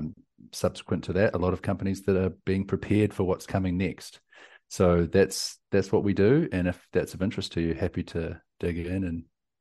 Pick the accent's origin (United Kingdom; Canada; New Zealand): New Zealand; South Island; now in Austin, United States; You hear from my accent and lingo, I guess, the things that I say. But I'm from New Zealand, down from the deep south, but currently in Austin, Texas.